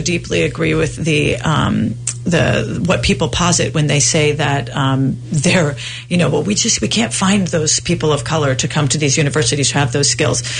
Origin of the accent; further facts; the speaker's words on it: Providence, Rhode Island, United States; So I was raised in Providence, Rhode Island.